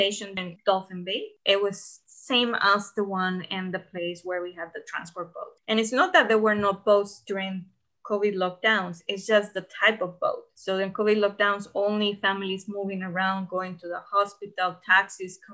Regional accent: Costa Rica; I'm from Costa Rica

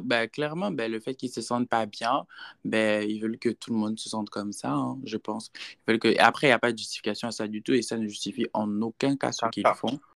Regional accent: Gabon; moved away as an adult; now in Houston, United States; je suis Gabonais, mais je réside aux États-Unis, précisément à Houston, Texas, depuis, euh, cinq ans maintenant

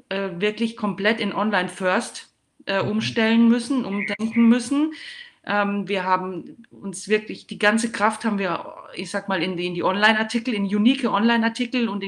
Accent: Würzburg, Bavaria, Germany; und herzliche Grüße in meine Heimat an Christoph Unkel nach Würzburg.

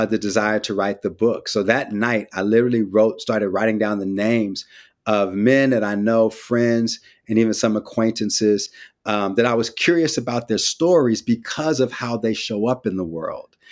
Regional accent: San Francisco, California, United States; also born or lived in West Oakland / Vallejo; I'm from the Bay, too. Grew up in Frisco

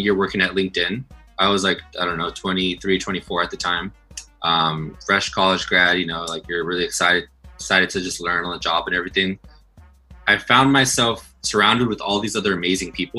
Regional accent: Los Angeles, California, United States; I'm from Los Angeles, I'm Latino, I'm very Mexican.

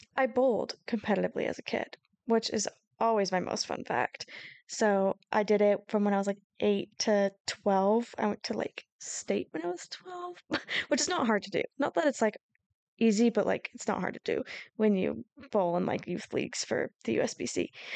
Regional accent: Seattle area, Washington, United States; we're from the Seattle area, Issa more so than me, just a little closer

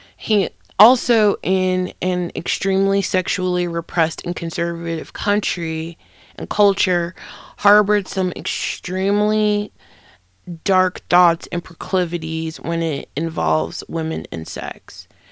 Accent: United States; I'm an American

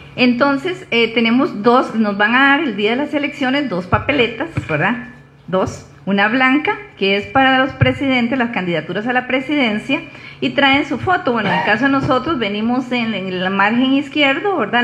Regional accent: Grecia, Alajuela, Costa Rica; soy, soy griega, o sea, nací aquí

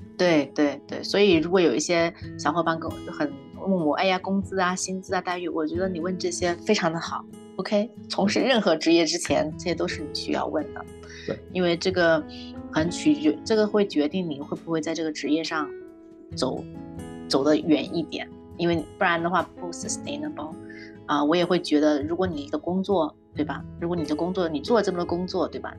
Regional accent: China; now in Canada; 我们中国人

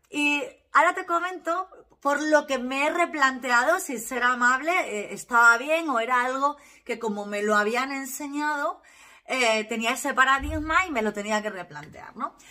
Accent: Valle del Jerte, Extremadura, Spain; soy extremeña, soy del Valle del Jerte

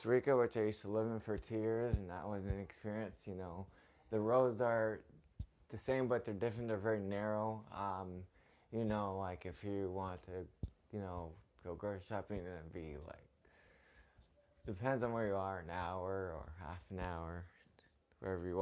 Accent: Toronto, Ontario, Canada; I'm from Toronto, Canada

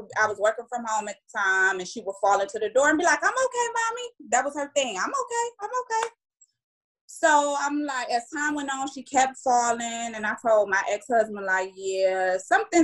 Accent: Cleveland, Ohio, United States; also born or lived in Durham, North Carolina; I'm from Cleveland, Ohio

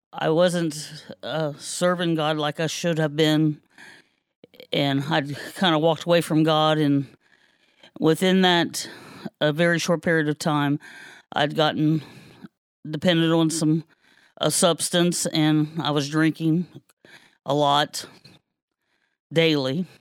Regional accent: Kenton, Ohio, United States; I was born and raised here in Kenton.

